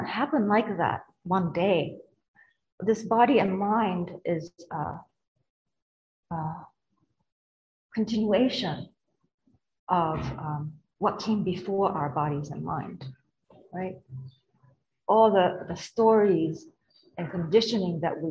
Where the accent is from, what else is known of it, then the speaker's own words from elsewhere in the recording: Japan; moved away; I come from Japan